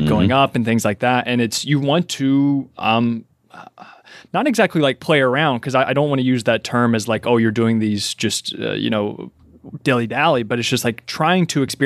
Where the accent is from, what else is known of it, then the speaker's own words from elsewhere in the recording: Kentucky, United States; I'm from Kentucky